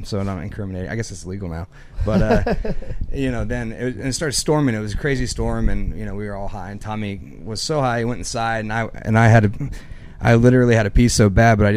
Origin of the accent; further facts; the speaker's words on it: Broken Arrow, Oklahoma, United States; I'm originally from Broken Arrow